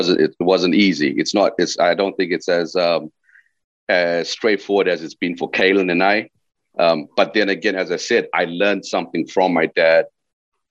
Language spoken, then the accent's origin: English; Zimbabwe; moved away as an adult; also born or lived in London / Teesside; I came from Zimbabwe